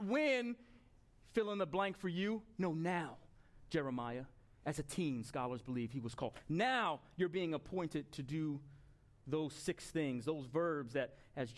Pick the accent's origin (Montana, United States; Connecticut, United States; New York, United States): New York, United States; Long Island; moved away; We were in Long Island a week and a half ago, my hometown